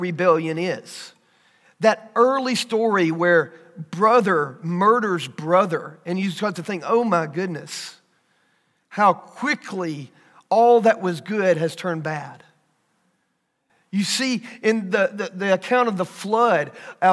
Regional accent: Pickens County, Alabama, United States; also born or lived in Paris, France / Aliceville, Alabama; I'm from Pickens County

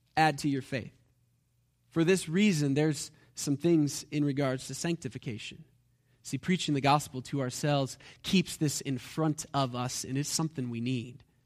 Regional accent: United States; because we're American

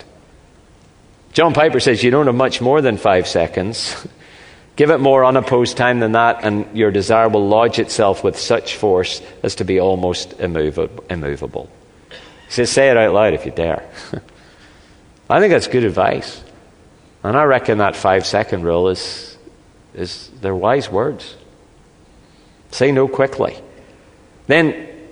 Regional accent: Northern Ireland, United Kingdom; moved away; I come from Northern Ireland

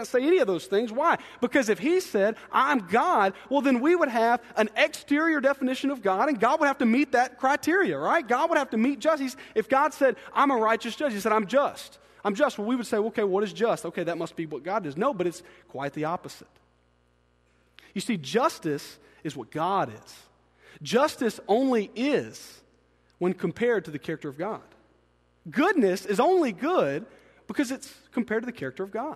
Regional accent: Byram, Mississippi, United States; we grew up in Byram

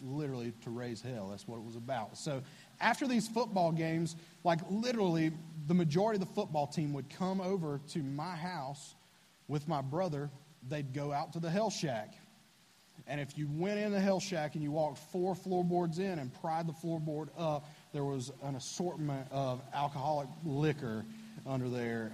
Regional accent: Bethlehem, North Carolina, United States; Right on the other side of the lake is Bethlehem. That's where I grew up. I'm from Bethlehem, North Carolina.

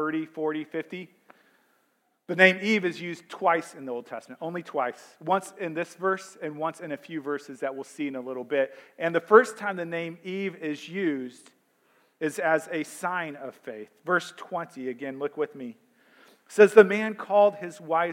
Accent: St. Louis, Missouri, United States; I grew up in St. Louis, and for much of my childhood, we only had two professional teams in St. Louis.

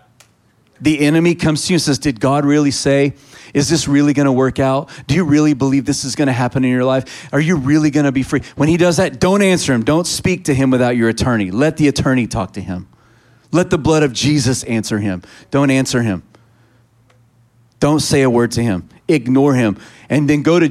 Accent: Texas, United States; I'm a Texan

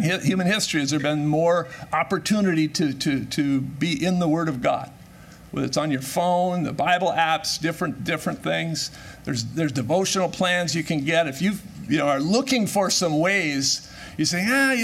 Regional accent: Minnesota, United States; I'm born and raised in Minnesota

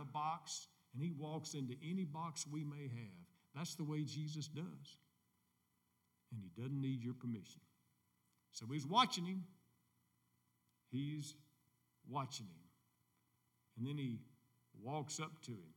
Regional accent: United States; as American people

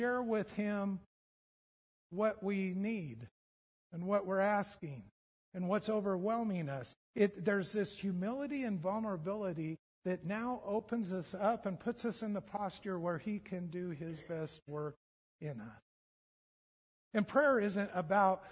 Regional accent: United States; We're so American

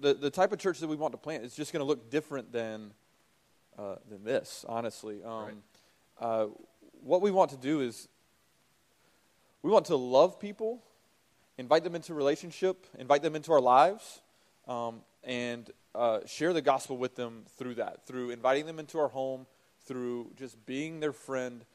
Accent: the South, Southern United States, United States; moved away as an adult; now in New York, United States; As Southerners

